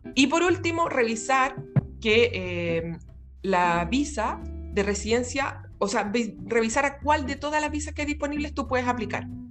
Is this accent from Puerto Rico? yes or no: no; Chile; moved away as an adult; now in Melbourne, Australia; soy chilena, orgullosamente, resido en Australia